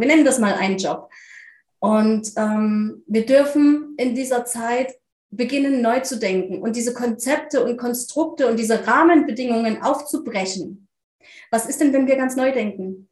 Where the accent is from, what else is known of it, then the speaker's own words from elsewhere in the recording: near Leipzig, Saxony, Germany; Ich komme aus der Nähe von Leipzig in Deutschland